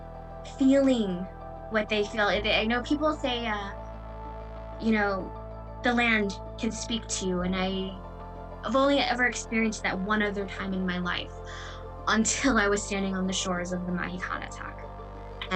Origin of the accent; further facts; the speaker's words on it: outside of Detroit, Michigan, United States; moved away as an adult; now in Wisconsin, United States; I grew up outside of Detroit, and you know, only in the past 2 years moved here to Wisconsin to work with the community